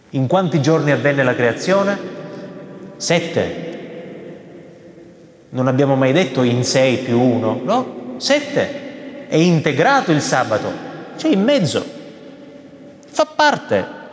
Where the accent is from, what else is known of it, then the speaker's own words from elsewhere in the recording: Veneto, Italy; E eh, sai, sono veneto, eh, ho parenti in Veneto, non li ho mai sentiti bestemmiare.